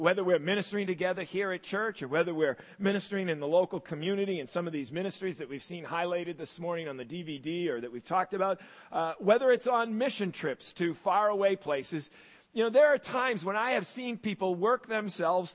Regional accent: United States; also born or lived in Massachusetts / Maine; When I was a kid growing up in Massachusetts and in Maine

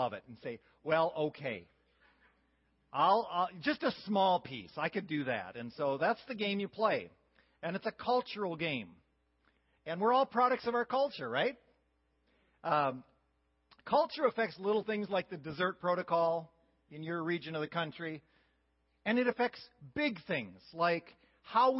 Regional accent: Wisconsin and Minnesota, Midwest, United States; moved away as an adult; now in Clay Center, Kansas, United States; I grew up among Scandinavian dairy farmers in Wisconsin and Minnesota

